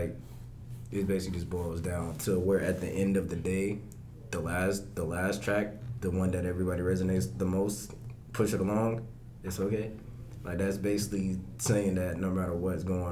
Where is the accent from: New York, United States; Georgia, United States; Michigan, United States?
Georgia, United States; Augusta; anytime I'm in Atlanta and I say I'm from Augusta, people look mind blown that I'm from Augusta